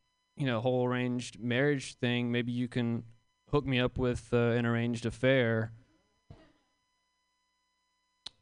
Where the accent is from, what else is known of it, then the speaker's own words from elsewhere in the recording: Jackson, Mississippi, United States; I'm from Jackson, Mississippi.